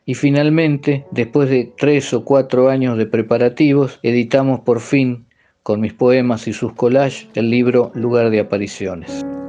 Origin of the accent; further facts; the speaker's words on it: Pergamino, Buenos Aires Province, Argentina; nací en Pergamino, al norte de la provincia de Buenos Aires, en 1955